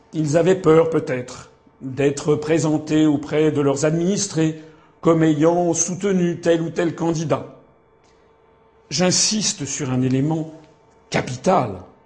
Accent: Paris, Île-de-France, France; je suis né à Paris

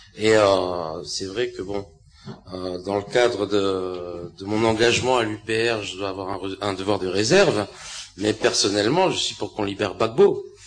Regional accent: France; en tant que Français

